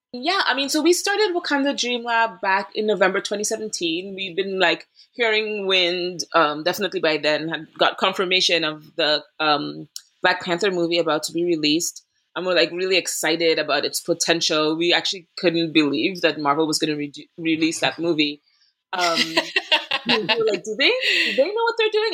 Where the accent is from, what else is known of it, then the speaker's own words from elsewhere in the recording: Trinidad & Tobago; moved away as an adult; also born or lived in Boston, Massachusetts; now in Brooklyn, New York, United States; went there for college after growing up in Trinidad and Tobago in the Caribbean